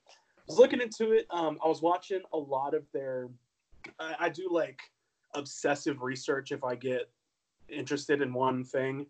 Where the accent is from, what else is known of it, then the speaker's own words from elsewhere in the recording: Ocala, Florida, United States; grew up in Ocala, Florida